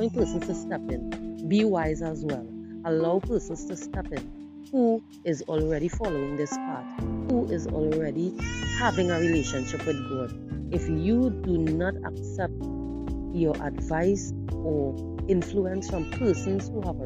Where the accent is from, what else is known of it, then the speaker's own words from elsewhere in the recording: Trinidad & Tobago; I am from the Caribbean, in the beautiful twin island of Trinidad and Tobago